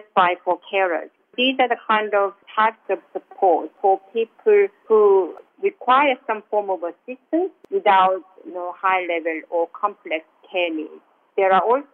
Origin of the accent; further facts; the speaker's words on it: South Korea; now in Australia; I'm from South Korea